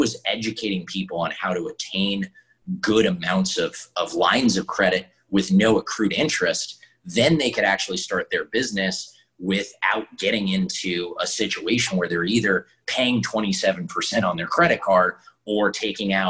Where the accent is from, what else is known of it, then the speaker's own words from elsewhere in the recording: Jackson, Wyoming, United States; I grew up in Wyoming in a very small trailer in a very expensive place called Jackson, Wyoming.